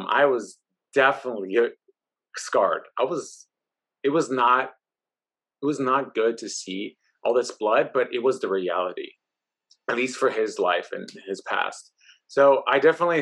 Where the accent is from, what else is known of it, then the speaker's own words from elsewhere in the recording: Oakland, California, United States; me growing up in Oakland, California, in the East Oakland